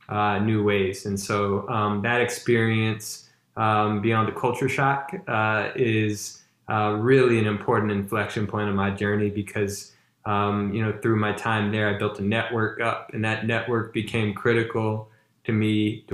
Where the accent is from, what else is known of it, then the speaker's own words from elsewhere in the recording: Baton Rouge, Louisiana, United States; I'm originally from Baton Rouge, Louisiana